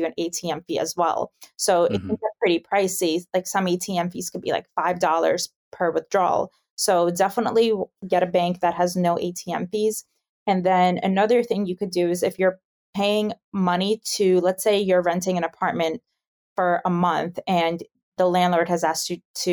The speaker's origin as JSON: {"language": "English", "region": "New York", "country": "United States", "moved": "as an adult", "lives_now": "Amsterdam, Netherlands", "said": "I'm originally from New York"}